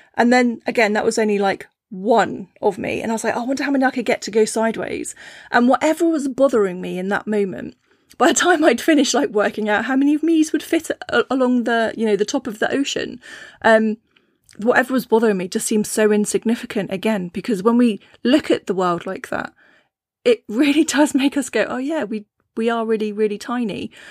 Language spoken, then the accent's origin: English; Cornwall, South West England, United Kingdom; I grew up in Cornwall, which is, you know, uh, it was a small fishing town